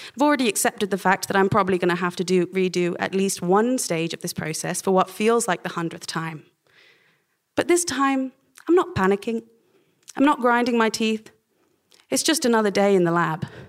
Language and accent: English; Oxford, South East England, United Kingdom; also born or lived in Cambridge; my growing up in Oxford